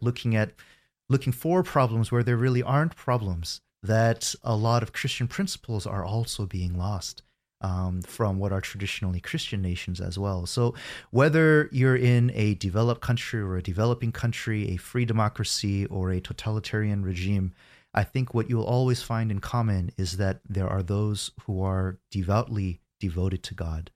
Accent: United States; I was born in the States, and I spent my first thirty years growing up in America

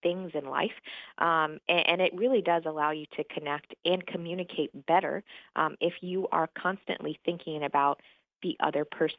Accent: Montgomery, Alabama, United States; moved away as an adult; also born or lived in Michigan / Germany / Virginia; So I am from Montgomery, Alabama. I know you can't tell from the accent. Grew up there, but I was an Army brat. So I was born in Michigan, moved to Germany, lived in Virginia, and somehow landed in Montgomery until I went to Florida A&M.

